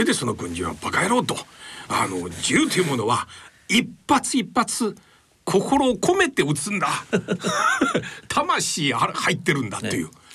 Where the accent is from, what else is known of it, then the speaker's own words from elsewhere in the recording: China; now in Japan; 私も中国出身で小学校でそろばんの授業ありました